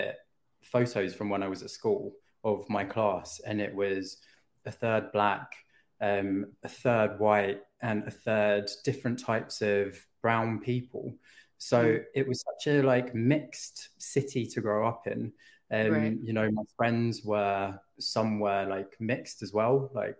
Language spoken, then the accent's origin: English; London, United Kingdom; moved away as an adult; now in Stockholm, Sweden; am 37 years old. I am Filipino and French. I'm originally from London, Northeast London, to be specific. E17 represent for any London listeners. But I am now living in Stockholm, Sweden, and I've been here for the last 4.5 years.